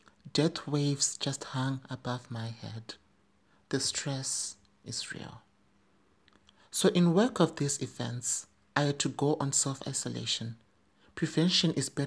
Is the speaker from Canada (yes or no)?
no; Zimbabwe; in my home country, Zimbabwe